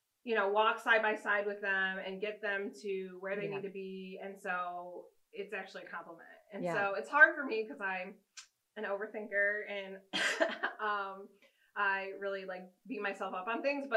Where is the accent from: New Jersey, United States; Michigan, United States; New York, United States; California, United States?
Michigan, United States; moved away as an adult; also born or lived in Minnesota / Virginia / Los Alamos, New Mexico; now in Tennessee, United States; I grew up in Michigan. My family's from there. And so grew up in Michigan.